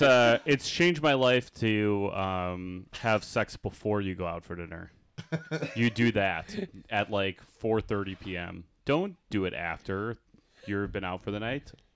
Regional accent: Oak Park, Illinois, United States; I grew up in Oak Park

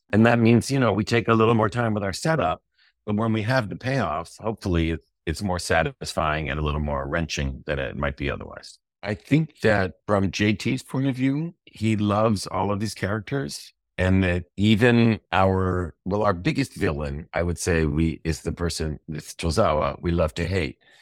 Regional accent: United States; as an American

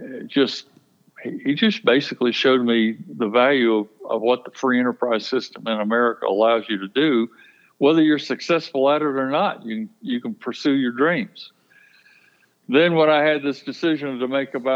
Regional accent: Baldwin County, Alabama, United States; I was born and raised in Baldwin County, and I literally grew up in the business

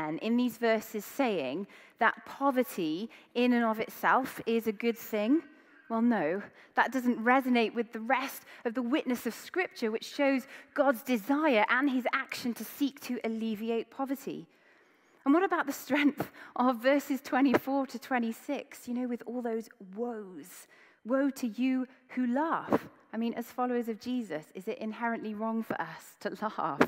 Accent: Wales, United Kingdom; I grew up in Wales

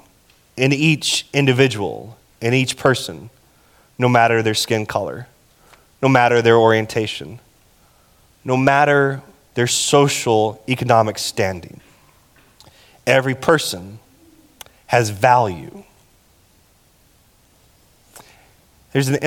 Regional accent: Texas, United States; I'm from Texas, and we don't do good with metaphors

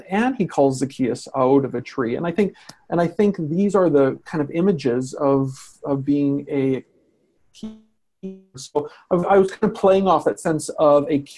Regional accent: Canada; as a Canadian

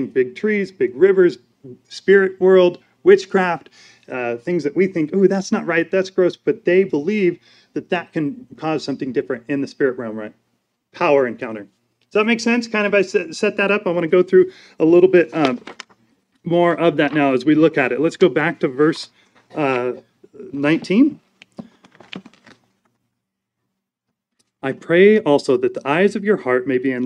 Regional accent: United States; I'm an American

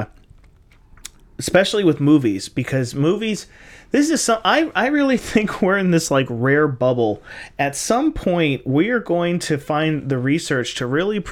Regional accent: United States; as an American

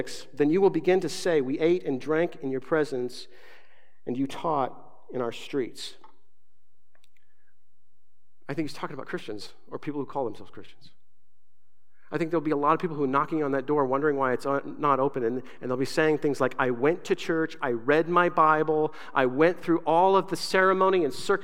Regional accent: Southern Arizona, United States; moved away; also born or lived in Grand Island, Nebraska / West Coast; I was raised in Southern Arizona

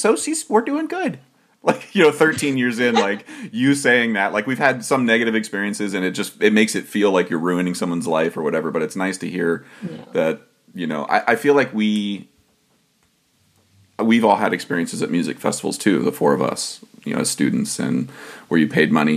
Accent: Ohio, United States; I'm a man from Ohio

